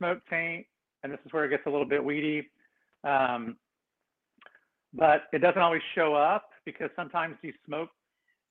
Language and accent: English; Kansas, United States; now in Sonoma, United States; I grew up in Kansas, so I'm used to big thunderstorms and tornadoes and all that stuff.